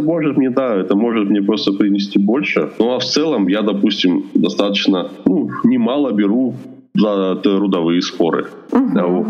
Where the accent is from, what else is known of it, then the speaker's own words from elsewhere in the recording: Russia; moved away as an adult; now in Yekaterinburg, Russia; я сам родом не из Екатеринбурга, а из маленького закрытого города